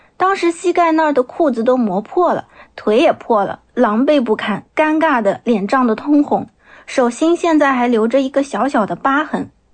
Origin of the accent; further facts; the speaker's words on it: Nanjing, Jiangsu, China; 我来自江苏南京，目前从事的是儿童绘本插画师的工作